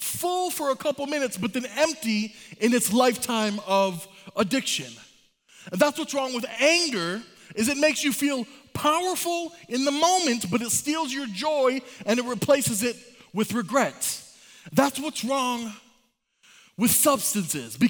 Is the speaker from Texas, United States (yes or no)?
no; Michigan, United States; moved away; I'm from Michigan